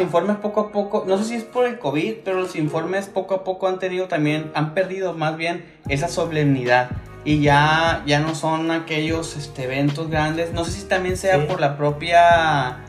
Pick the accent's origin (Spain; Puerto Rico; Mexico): Mexico